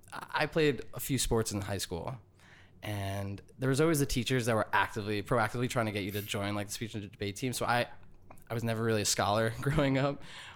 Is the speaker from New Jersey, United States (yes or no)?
yes; New Jersey, United States; I grew up mostly in Jersey and lived, you know, in the area now in Jersey City for 4 years